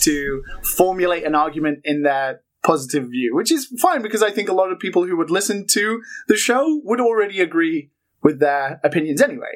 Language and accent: English; United Kingdom; now in Japan; I'm British, but I live in Japan